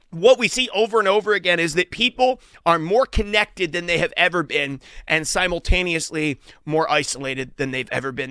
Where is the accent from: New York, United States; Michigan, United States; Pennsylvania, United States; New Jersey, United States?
Pennsylvania, United States; Western; I grew up in Western Pennsylvania